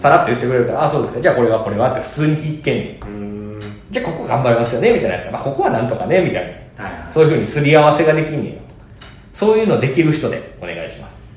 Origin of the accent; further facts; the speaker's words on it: Kansai, Japan; 俺関西人